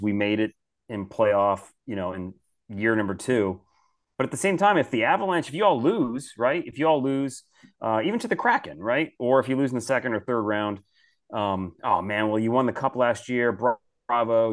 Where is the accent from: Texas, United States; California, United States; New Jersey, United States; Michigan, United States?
Michigan, United States; Detroit; I grew up in Detroit, so I'm born and raised a Detroit Red